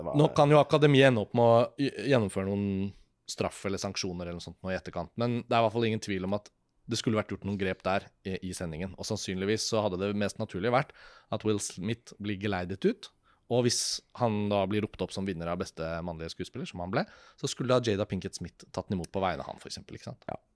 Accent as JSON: {"language": "Norwegian", "country": "Norway", "said": "hjemme i Norge"}